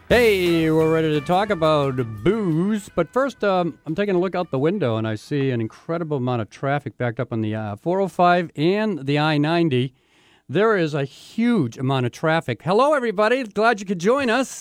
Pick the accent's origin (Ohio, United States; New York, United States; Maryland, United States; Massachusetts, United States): Massachusetts, United States; Boston; now in Seattle, United States; I lived in Boston. I grew up in Boston